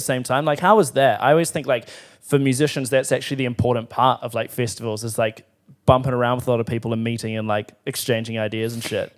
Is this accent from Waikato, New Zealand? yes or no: no; Timaru, Canterbury, New Zealand; I'm from Timaru